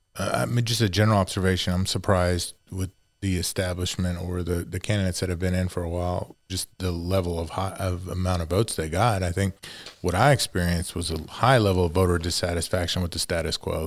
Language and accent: English; East Montgomery County, Texas, United States; That that's where I grew up my whole life.